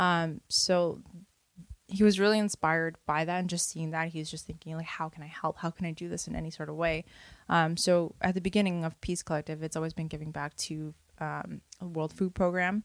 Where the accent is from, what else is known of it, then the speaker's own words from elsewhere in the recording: Toronto, Ontario, Canada; I was born and raised in Parkdale.